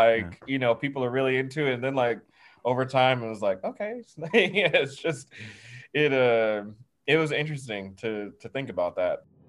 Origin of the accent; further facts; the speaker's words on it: the South, United States; growing up in the South